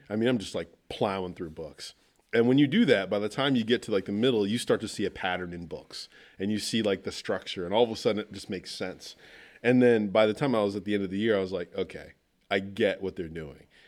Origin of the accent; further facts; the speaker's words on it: Wooster, Ohio, United States; plant a church in my hometown